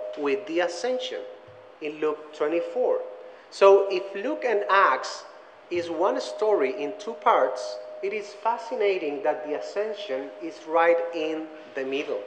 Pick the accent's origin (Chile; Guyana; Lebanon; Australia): Chile; first language Spanish; English is a second language; moved away as an adult; also born or lived in Orlando, Florida; now in Greensboro, United States; I'm from Chile. I speak Spanish. I try to speak English